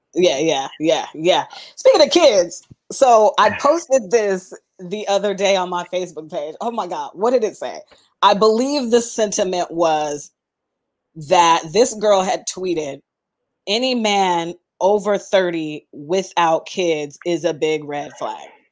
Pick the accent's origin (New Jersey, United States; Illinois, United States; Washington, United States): Washington, United States; Seattle; moved away as an adult; I'm from Seattle